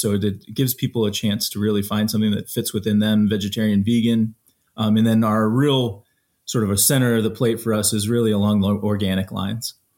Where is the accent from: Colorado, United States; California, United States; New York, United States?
Colorado, United States; I grew up in Colorado and spent my time out there